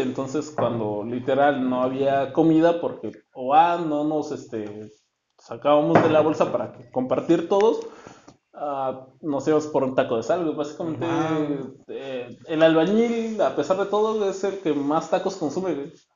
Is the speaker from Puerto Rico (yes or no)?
no; Oaxaca, Mexico; now in Tijuana, Mexico; soy de Oaxaca y tenemos el poderosísimo quesillo.